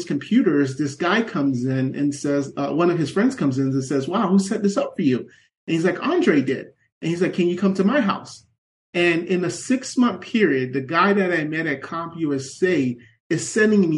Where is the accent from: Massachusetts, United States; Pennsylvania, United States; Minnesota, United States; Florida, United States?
Florida, United States; Miami Gardens; I grew up in Miami Gardens, which at the time was one of the most dangerous cities in South Florida